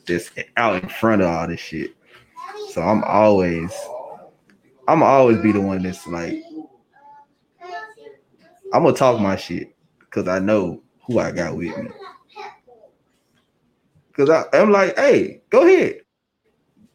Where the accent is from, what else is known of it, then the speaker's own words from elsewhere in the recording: Memphis, Tennessee, United States; I'm from East Memphis